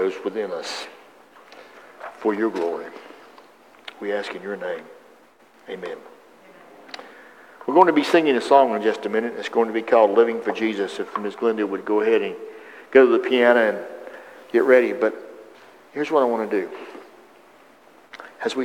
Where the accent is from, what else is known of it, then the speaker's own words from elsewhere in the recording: the South, United States; I was raised in the South